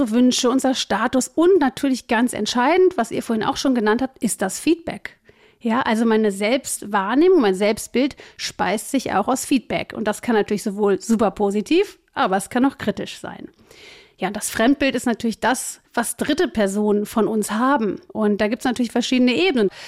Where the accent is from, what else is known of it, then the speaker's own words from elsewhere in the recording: Cologne, North Rhine-Westphalia, Germany; Also ich bin 46, ich komme aus Köln, ich bin Business Coach und Trainerin.